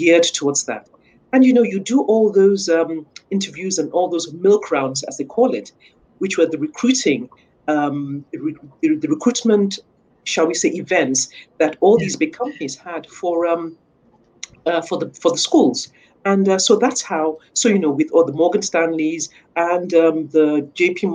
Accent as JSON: {"language": "English", "country": "Nigeria", "tie": "born or raised there", "moved": "as an adult", "said": "corporate banking back in my home country in Nigeria"}